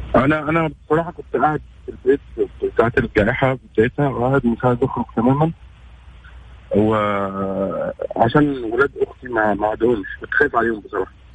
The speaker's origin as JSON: {"language": "Arabic", "country": "Egypt", "moved": "as an adult", "lives_now": "Saudi Arabia"}